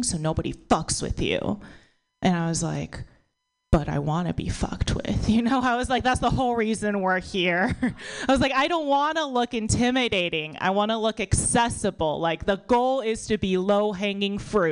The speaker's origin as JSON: {"language": "English", "country": "United States", "tie": "born or raised there"}